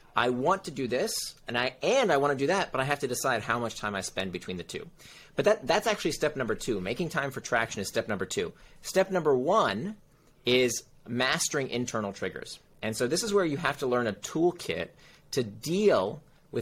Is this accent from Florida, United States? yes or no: yes; Central Florida, United States; moved away; also born or lived in Silicon Valley; I grew up in Central Florida